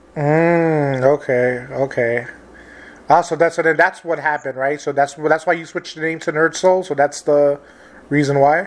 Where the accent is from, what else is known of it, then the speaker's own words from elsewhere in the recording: New York City, New York, United States; I grew up in New York City